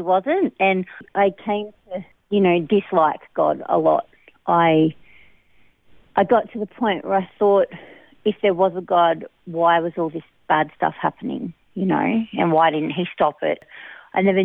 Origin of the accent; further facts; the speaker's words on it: Bundaberg, Queensland, Australia; now in Narrabri, Australia; I come from Bundaberg. I was born there. I lived with my grandparents